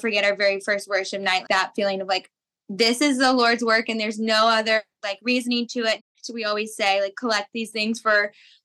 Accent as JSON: {"language": "English", "town": "St. Simons Island", "region": "Georgia", "country": "United States", "said": "I am from St. Simon's Island, Georgia, originally."}